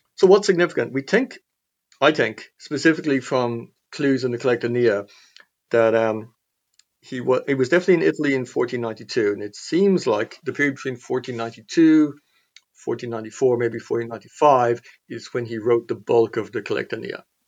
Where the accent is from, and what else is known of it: Clonmel, Tipperary, Ireland; born or raised there